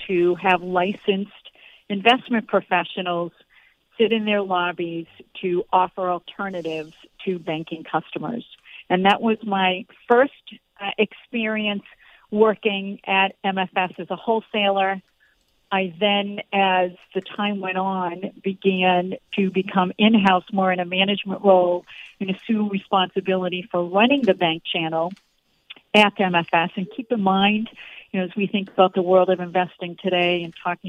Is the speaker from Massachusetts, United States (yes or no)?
yes; Boston, Massachusetts, United States; And I was from Boston, so I wanted to take a shot at working in New York City.